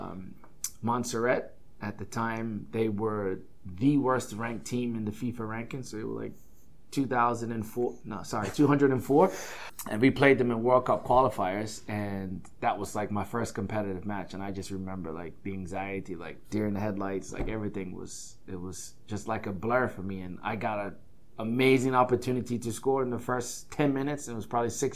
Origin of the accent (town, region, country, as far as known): Bermuda; now in United States